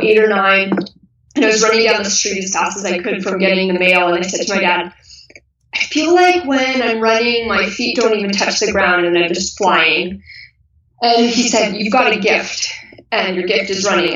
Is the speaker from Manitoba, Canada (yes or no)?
no; Kelowna, British Columbia, Canada; I grew up in Kelowna, BC, Canada, and I live here currently again. So I, I spent my high school years here